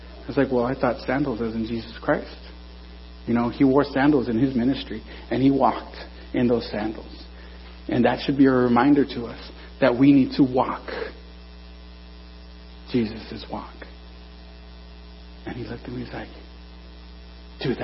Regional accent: Norwalk, California, United States; I'm from Norwalk

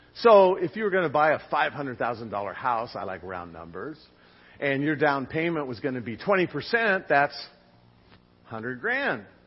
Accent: Long Beach, California, United States; I grew up in Long Beach, near the intersection of Lakewood and Stearns

